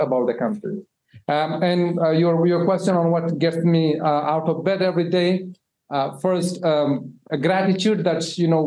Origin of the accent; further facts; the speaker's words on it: Afghanistan; moved away as an adult; I am from Afghanistan originally